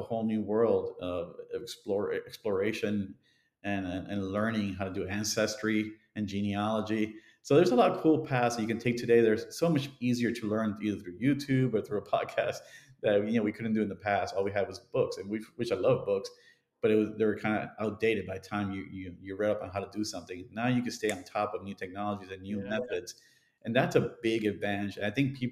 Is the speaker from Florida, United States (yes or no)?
yes; Miami, Florida, United States; when I grew up in Miami in the 70s and 80s